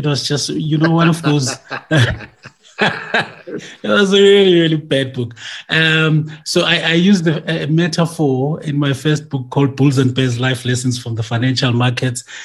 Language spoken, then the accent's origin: English; Orange Farm, Gauteng, South Africa; also born or lived in Soweto; I was born in Soweto, but I grew up in some township in the south of Johannesburg called Orange Farm